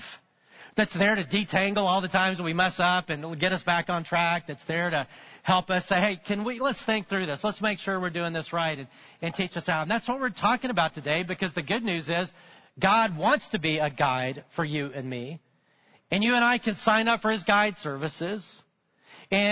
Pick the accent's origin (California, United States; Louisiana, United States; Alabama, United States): Alabama, United States; I grew up in Alabama